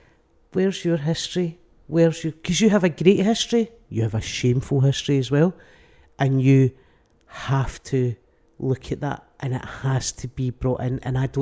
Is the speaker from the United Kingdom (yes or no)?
yes; England, United Kingdom; There is that, but I am English.